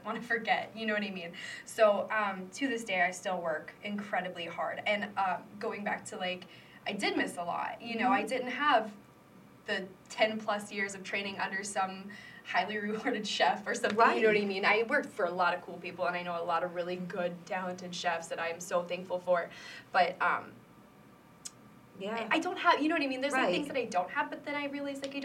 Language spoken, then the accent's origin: English; Davenport, Iowa, United States; also born or lived in Macomb, Illinois; I was born in Davenport